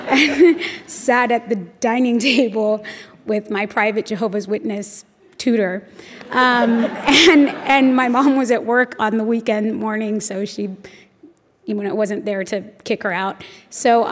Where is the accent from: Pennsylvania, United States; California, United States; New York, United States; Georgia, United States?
California, United States; Los Angeles; I was born and raised in Los Angeles.